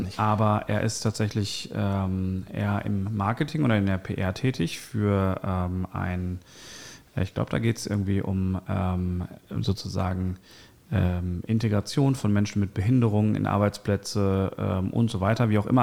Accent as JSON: {"language": "German", "town": "Bochum", "region": "North Rhine-Westphalia", "country": "Germany", "tie": "born or raised there", "said": "Ich bin ja auch in Bochum geboren"}